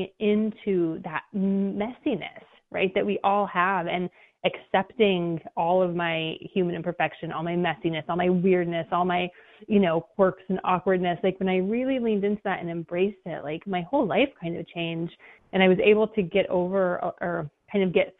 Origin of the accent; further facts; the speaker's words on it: New Mexico, United States; now in Maui, United States; I grew up in New Mexico, and I grew up in a really small little town